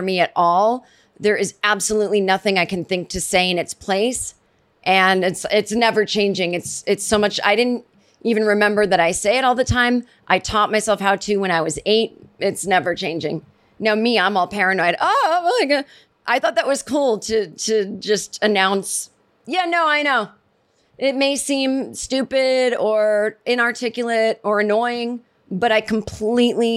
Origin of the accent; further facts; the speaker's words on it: Massachusetts, United States; growing up in Massachusetts, as did